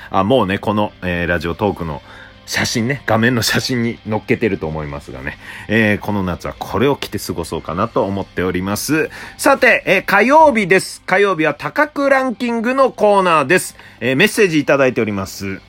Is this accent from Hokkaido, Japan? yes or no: yes; Obihiro, Hokkaido, Japan; now in Tokyo, Japan; 僕の出身地、帯広